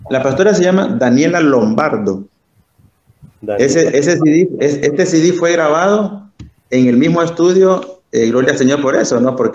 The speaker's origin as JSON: {"language": "Spanish", "country": "Honduras", "said": "saludarlos a ustedes como hermanos en la fe y como hondureños, Luis, porque también, no crean, ¿verdad? bueno ver hondureños."}